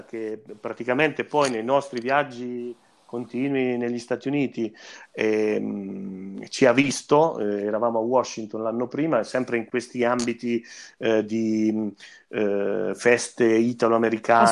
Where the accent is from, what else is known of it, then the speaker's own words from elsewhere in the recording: Fossombrone, Marche, Italy; io e, e Carlo eh, siamo di Fossombrone